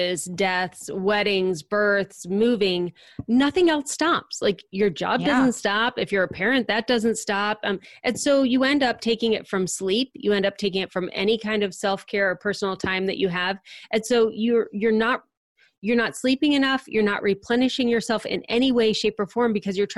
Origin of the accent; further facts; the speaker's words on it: Akron-Cleveland area, Ohio, United States; moved away as an adult; now in Cincinnati, United States; I grew up in the Akron-Cleveland area